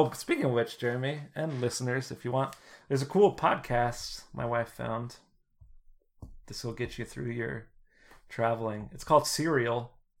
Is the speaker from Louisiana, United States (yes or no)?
yes; New Orleans, Louisiana, United States; I came from New Orleans and I was like, fuck, what the hell?